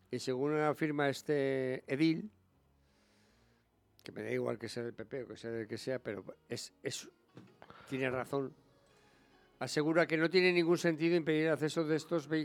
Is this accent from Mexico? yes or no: no; San Sebastián, Basque Country, Spain; somos los donostiarras los que nos movemos en moto por la ciudad